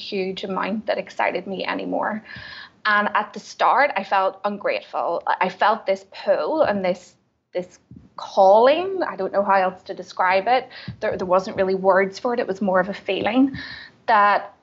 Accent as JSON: {"language": "English", "town": "Belfast", "region": "Northern Ireland", "country": "United Kingdom", "said": "I am originally from Belfast in Northern Ireland"}